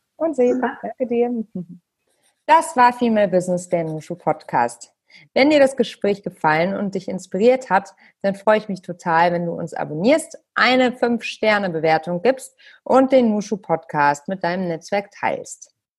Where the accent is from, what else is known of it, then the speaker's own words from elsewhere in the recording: Hamburg, Germany; moved away; meine alte Heimat zurück nach Hamburg